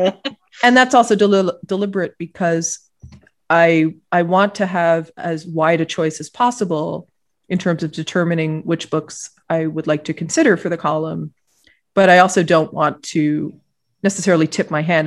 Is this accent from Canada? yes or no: yes; Ottawa, Ontario, Canada; I was growing up in Ottawa, the capital of Canada.